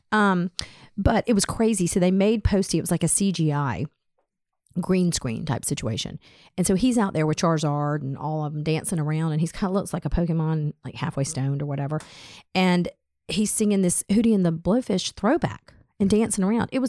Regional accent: Hickory, North Carolina, United States; I'm from Hickory, North Carolina.

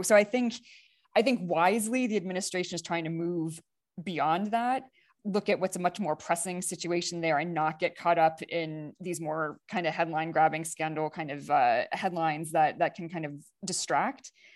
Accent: United States; as an American citizen and voter

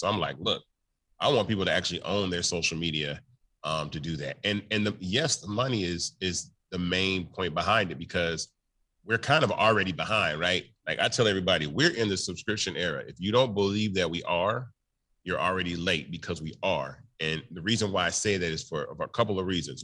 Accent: Memphis, Tennessee, United States; I'm from Memphis, Tennessee.

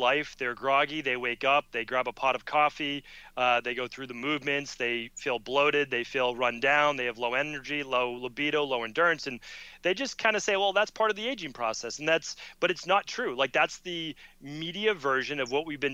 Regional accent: Medford, Massachusetts, United States; I'm growing up in Medford, Massachusetts

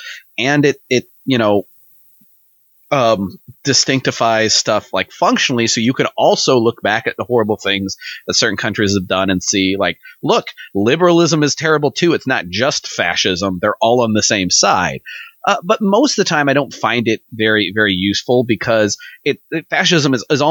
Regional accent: Missouri, United States; we're from fucking Missouri

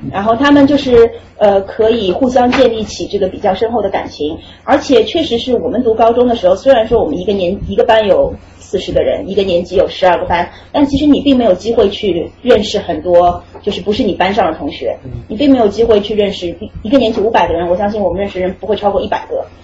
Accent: China; moved away as an adult; also born or lived in Rhode Island; now in United States; 我是中国的教育体系里长大的

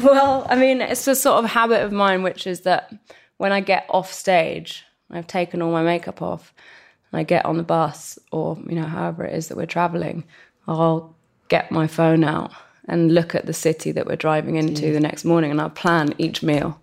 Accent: London, United Kingdom; growing up in West London

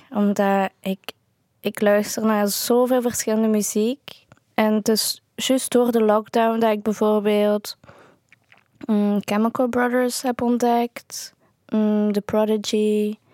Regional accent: Kazan, Tatarstan, Russia; Van Kazan.

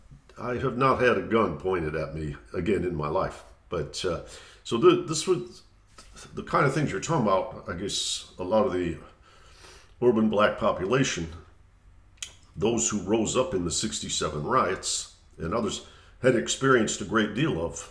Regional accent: Detroit, Michigan, United States; I was growing up in Detroit in the late 60s

